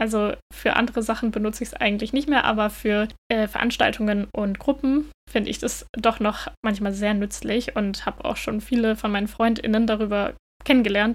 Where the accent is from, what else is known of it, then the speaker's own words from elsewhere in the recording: Northern Germany, Germany; moved away as an adult; now in Denmark; Ich bin ja in Norddeutschland aufgewachsen